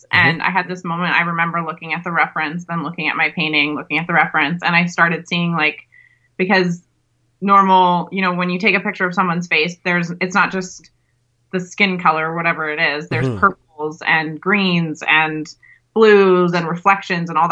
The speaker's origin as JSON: {"language": "English", "town": "Calgary", "region": "Alberta", "country": "Canada", "said": "I'm from Calgary, Alberta, Canada"}